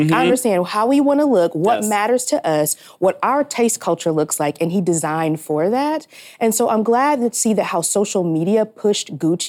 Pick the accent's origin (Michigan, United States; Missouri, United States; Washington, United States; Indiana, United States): Indiana, United States; Fort Wayne; also born or lived in Harlem, New York; now in New York, United States; I live in Harlem, but I'm from Fort Wayne, Indiana, and I just got back from there.